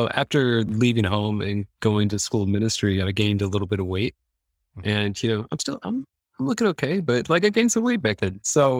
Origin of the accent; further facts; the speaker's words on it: Midwest, United States; I mean, I come from the Midwest, so it's like farm town, you know what I mean?